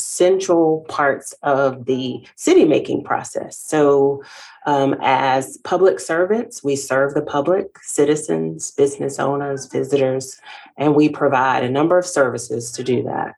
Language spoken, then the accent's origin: English; Savannah, Georgia, United States; moved away as an adult; also born or lived in North Carolina; now in Gastonia, United States; I started my career in my hometown in the city of Savannah